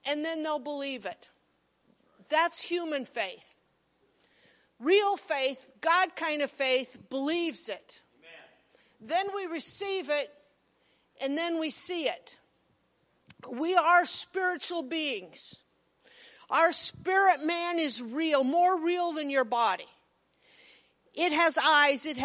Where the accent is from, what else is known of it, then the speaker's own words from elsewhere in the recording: Monroe, Nebraska, United States; I was from Monroe